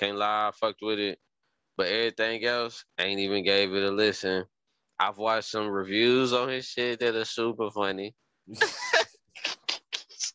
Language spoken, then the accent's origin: English; Tennessee, United States; I'm from Tennessee